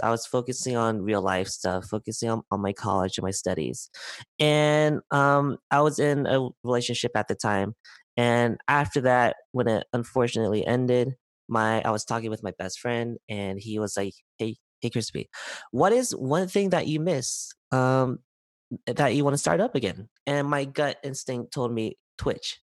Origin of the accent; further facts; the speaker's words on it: San Diego, California, United States; I was born and raised in San Diego, California.